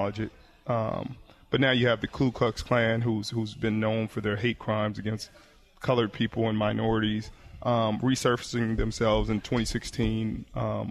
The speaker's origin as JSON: {"language": "English", "town": "Compton", "region": "California", "country": "United States", "also_born_or_lived": "Palo Alto, California", "moved": "as an adult", "said": "From high school to college, from Compton, California, to the Silicon Valley, Palo Alto, California"}